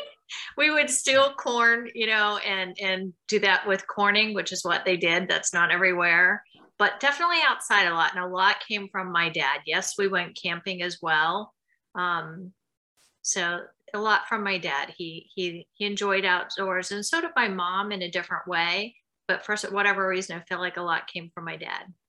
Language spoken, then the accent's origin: English; Mount Pleasant, Pennsylvania, United States; moved away; also born or lived in Florida / California / New Zealand; I grew up in Mount Pleasant, Pennsylvania, Nowheresville, I like to say, like an out, an hour outside of Pittsburgh